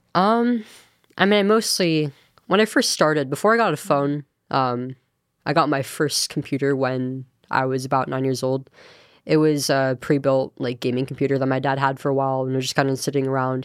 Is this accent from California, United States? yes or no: yes; Manteca, Central Valley, California, United States; I'm from Antica. And, um, born and raised there